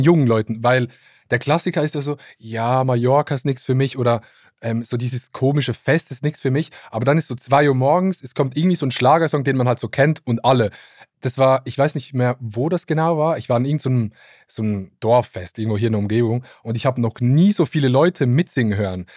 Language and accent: German; Switzerland; accent: Swiss Standard German; ich komme ja aus der Schweiz und da hat es viele Vorteile. Schönes Land, äh, Roger Federer und FC Basel